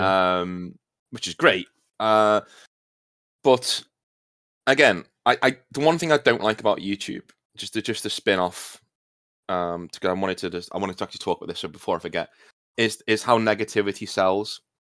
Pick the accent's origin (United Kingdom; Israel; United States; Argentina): United Kingdom; being British